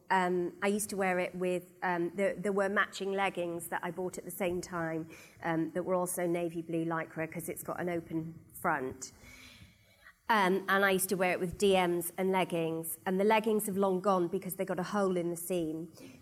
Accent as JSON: {"language": "English", "area": "the Valleys", "region": "Wales", "country": "United Kingdom", "also_born_or_lived": "London", "moved": "yes", "said": "I'm from the Valleys, and when I moved to London"}